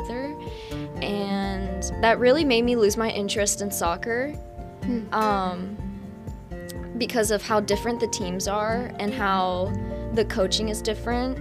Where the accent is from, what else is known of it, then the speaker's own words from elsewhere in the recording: Yorktown, Virginia, United States; also born or lived in Japan / Germany; I came to Virginia. And I've grew up and lived in Yorktown for 14 years now